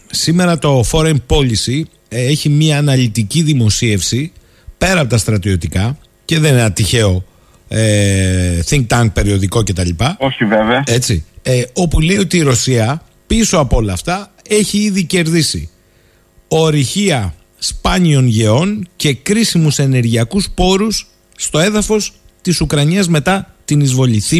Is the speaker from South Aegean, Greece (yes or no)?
no; Alexandroupoli, Eastern Macedonia and Thrace, Greece; την Τρίτη που έρχεται ο Πρωθυπουργό εδώ στην πατρίδα μου, την Αλεξανδρούπολη